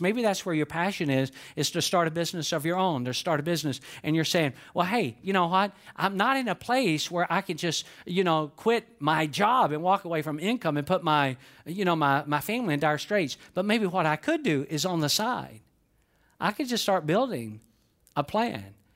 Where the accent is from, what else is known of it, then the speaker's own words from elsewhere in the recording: Georgia, United States; I was born in Georgia.